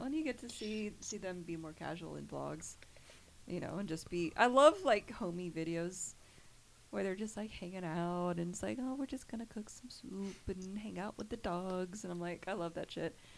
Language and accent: English; Kentucky, United States; also born or lived in Georgia; I was a uh, originally born in Georgia. Only lived there for two years, and then I was raised in Kentucky.